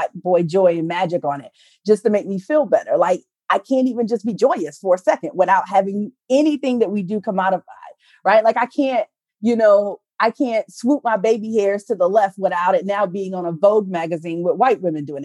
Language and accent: English; the South, United States; I'm from the South.